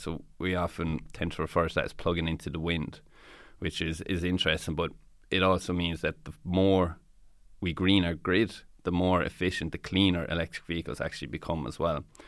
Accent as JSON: {"language": "English", "area": "Tipperary", "region": "Munster", "country": "Ireland", "said": "I'm from Tipperary myself"}